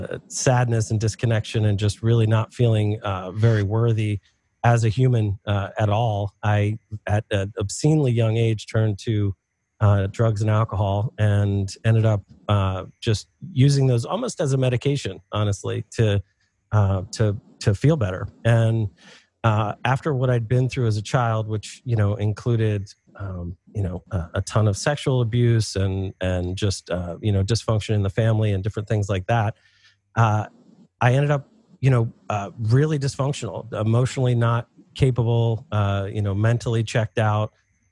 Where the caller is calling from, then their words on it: Philadelphia, Pennsylvania, United States; I am in Philadelphia, Pennsylvania.